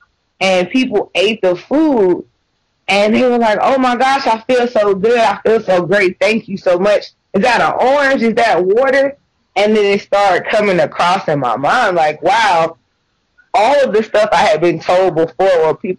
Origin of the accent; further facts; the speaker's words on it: the South, United States; but I was raised in the South and your diet just consists of animals.